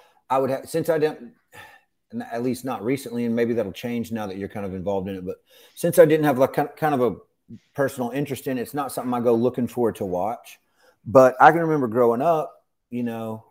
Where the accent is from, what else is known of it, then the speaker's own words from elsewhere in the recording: Cincinnati, Ohio, United States; moved away; I grew up in Southern Ohio. I grew up near Cincinnati.